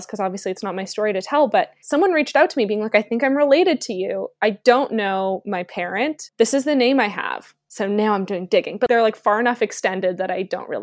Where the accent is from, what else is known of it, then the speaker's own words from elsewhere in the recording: Toronto, Ontario, Canada; Born and raised in Toronto